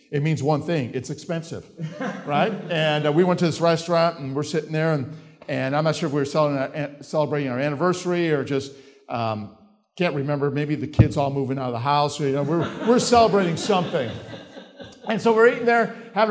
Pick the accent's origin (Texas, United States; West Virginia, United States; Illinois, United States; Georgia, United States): Illinois, United States; Chicago; moved away; I'm from Chicago. We don't have mountains in Chicago.